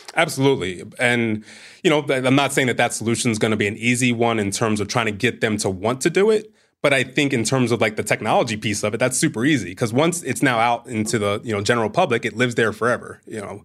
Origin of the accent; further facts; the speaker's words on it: Bel Air, Maryland, United States; I'm from Bel Air, Maryland